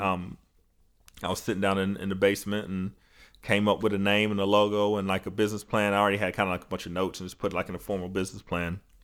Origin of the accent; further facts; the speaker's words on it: North Georgia, United States; back up to North Georgia 'cause it was just, like, closer to my hometown